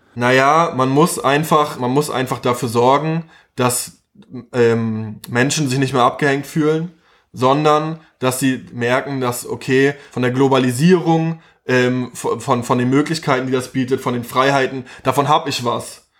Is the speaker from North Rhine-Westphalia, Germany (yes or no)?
no; Chemnitz, Saxony, Germany; now in Berlin, Germany; ich bin halt Ostdeutscher.